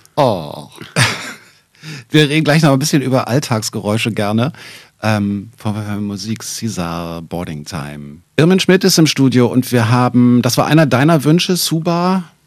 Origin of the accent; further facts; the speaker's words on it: Berlin, Germany; hier zwei echte Berliner sitzen